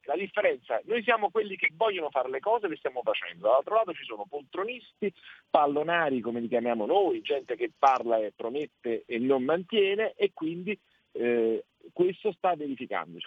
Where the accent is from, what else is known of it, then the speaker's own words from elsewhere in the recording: Naples, Campania, Italy; io sono napoletano